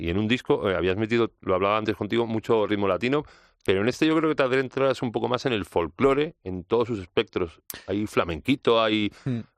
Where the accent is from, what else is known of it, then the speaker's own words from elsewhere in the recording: Ciudad Real, Castilla-La Mancha, Spain; yo soy de Ciudad Real.